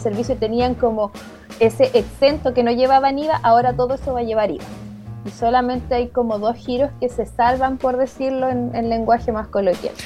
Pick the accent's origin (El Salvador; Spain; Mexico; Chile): Chile; Concepción, Biobío; also born or lived in Santiago; yo soy nacida acá en Concepción